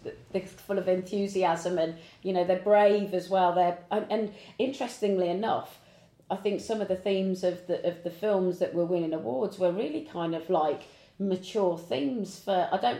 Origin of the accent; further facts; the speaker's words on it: Devon, South West England, United Kingdom; Where we grew up in Devon, we certainly didn't have that kind of opportunity.